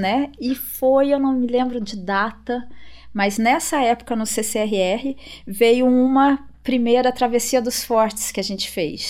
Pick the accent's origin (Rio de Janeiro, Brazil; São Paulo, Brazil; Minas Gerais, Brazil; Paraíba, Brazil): Minas Gerais, Brazil; Itajubá; moved away; also born or lived in France; eu vim de Itajubá